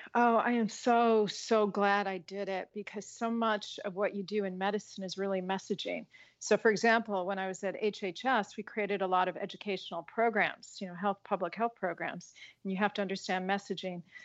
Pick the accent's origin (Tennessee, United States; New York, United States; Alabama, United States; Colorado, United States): Colorado, United States; I grew up in Colorado